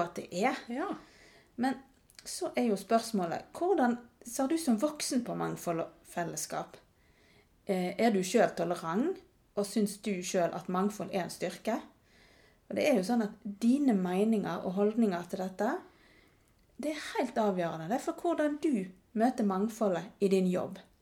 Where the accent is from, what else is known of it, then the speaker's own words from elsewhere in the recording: Norway; jeg er visst ganske norsk. Eh, det hadde jeg nok ikke kjent på hvis jeg bodde her hjemme i Norge